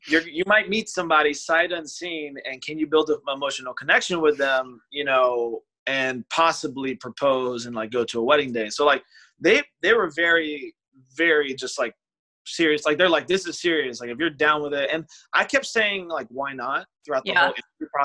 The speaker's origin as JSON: {"language": "English", "town": "Chicago", "region": "Illinois", "country": "United States", "said": "we're both from Chicago"}